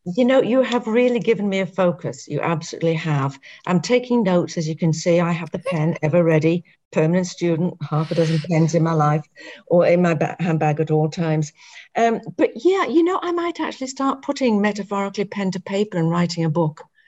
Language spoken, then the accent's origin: English; England, United Kingdom; growing up in England